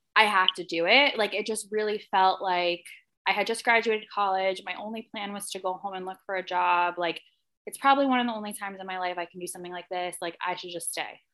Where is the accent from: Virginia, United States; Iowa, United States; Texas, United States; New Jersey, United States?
New Jersey, United States; Livingston; I grew up in Livingston, New Jersey